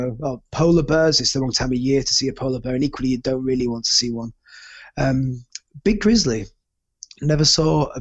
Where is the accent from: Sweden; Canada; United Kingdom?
United Kingdom; moved away as an adult; as a Brit